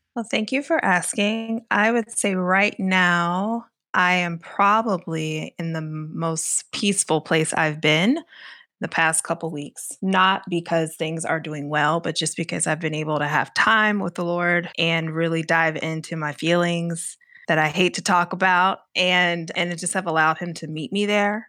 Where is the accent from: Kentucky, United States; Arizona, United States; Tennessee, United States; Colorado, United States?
Kentucky, United States; I'm originally from Kentucky. Um, I went to school in an area in Western Kentucky